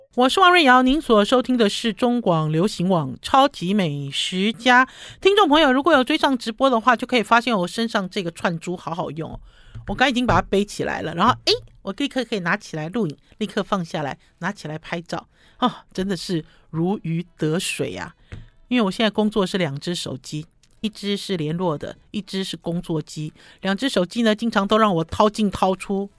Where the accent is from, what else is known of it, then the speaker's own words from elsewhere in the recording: Taiwan; 我们台湾这边